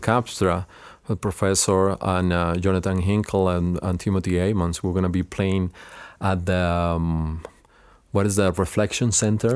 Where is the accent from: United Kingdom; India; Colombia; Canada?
Colombia; Cali, Valle del Cauca; English is a second language; moved away as an adult; also born or lived in Los Angeles / Illinois; now in United States; I grow up in Cali, which is the second city of Colombia